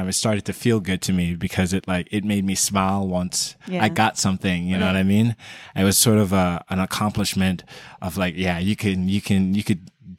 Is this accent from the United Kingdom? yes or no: no; Jamaica; also born or lived in Queens, United States; So I was born in New York, Queens, and then my mother wasn't a citizen. She's a Jamaican. Mm-hmm. So she brought me back down as soon as I was born